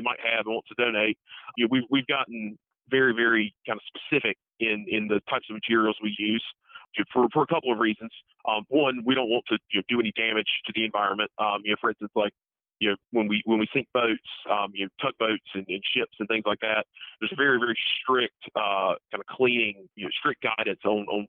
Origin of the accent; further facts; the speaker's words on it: Tarboro, North Carolina, United States; I am originally from Tarboro, North Carolina